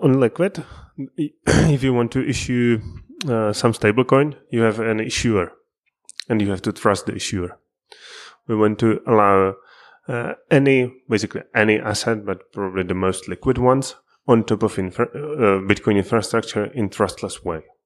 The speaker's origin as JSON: {"language": "English", "region": "Prague", "country": "Czechia", "said": "I'm also from Prague"}